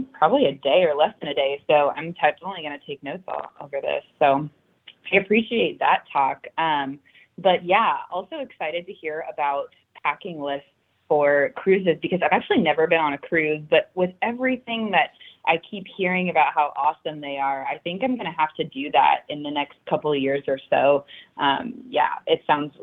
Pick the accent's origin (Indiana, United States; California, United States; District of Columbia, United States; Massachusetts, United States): Indiana, United States; Indianapolis; now in Houston, United States; I was from Indy